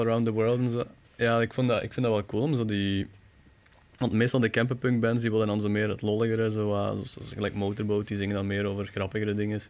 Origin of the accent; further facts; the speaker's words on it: Bekkevoort, Flanders, Belgium; ik ben van Bekkenvoort